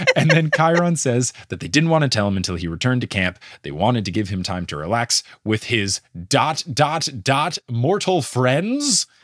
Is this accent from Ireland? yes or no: no; New York City, New York, United States; as a New Yorker